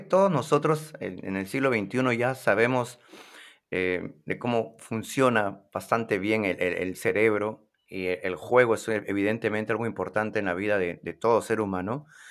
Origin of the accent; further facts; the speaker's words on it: Lima, Peru; en mi ciudad de Lima